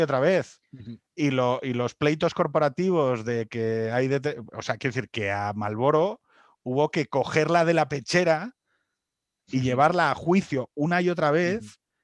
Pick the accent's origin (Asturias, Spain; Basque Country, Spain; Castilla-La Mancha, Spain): Asturias, Spain; como asturiano